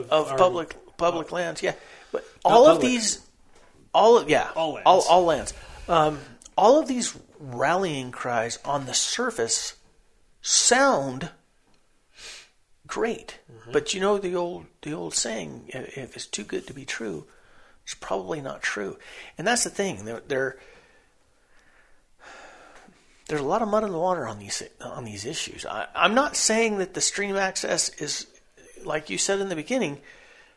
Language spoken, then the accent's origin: English; Tularosa River, New Mexico, United States; I grew up on the Tularosa River, the Tule Creek